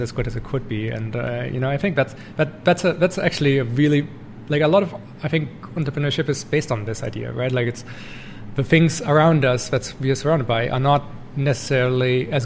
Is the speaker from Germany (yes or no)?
yes; Germany; moved away as an adult; now in Canada; I grew up in Germany in a small town